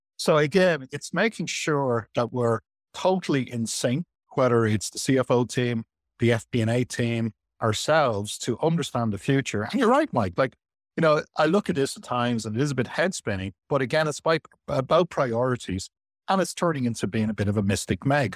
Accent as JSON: {"language": "English", "country": "Ireland", "moved": "yes", "lives_now": "Qatar", "said": "I'm Irish."}